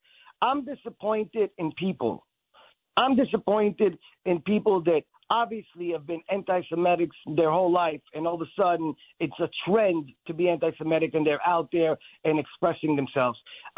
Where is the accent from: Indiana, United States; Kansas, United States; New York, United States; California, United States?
New York, United States; Brooklyn; also born or lived in Israel; Yes, so I was born in Israel and I was raised in New York. At age 9, my parents moved us to Brooklyn.